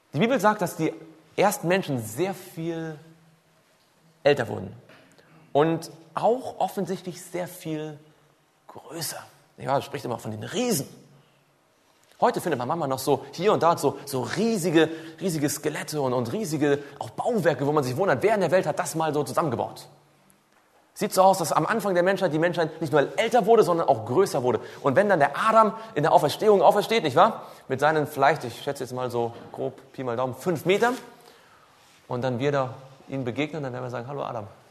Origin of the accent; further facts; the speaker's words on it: Swabia, Baden-Württemberg, Germany; Ich komme ja aus, aus, aus dem Schwabenländle